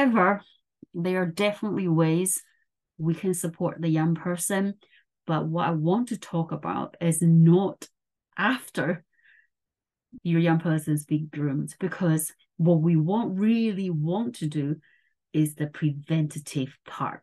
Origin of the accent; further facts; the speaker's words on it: Taiwan; moved away; I grew up in Taiwan